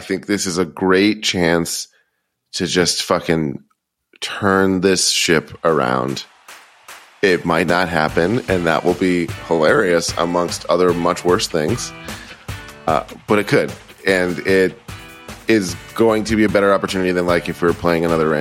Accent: East Coast, United States; now in Los Angeles, United States; We're from the East Coast

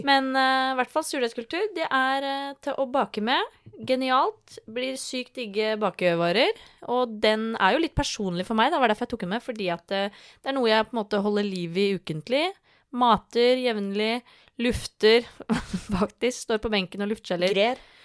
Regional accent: Tønsberg, Vestfold, Norway; vi som er fra Tønsberg

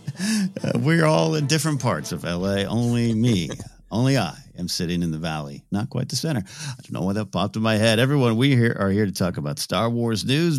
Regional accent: Arroyo Grande, California, United States; moved away; Traveled to my hometown, um, uh, Royal Grande, California

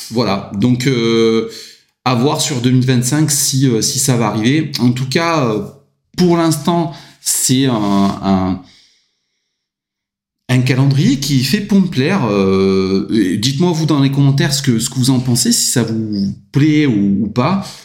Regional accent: France; moi je prends pas parti parce que je suis français, j'adore la Belgique

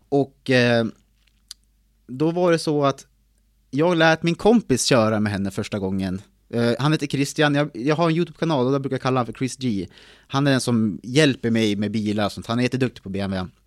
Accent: Timrå, Västernorrland County, Sweden; Född och uppvuxen på en bondgård i Timrå.

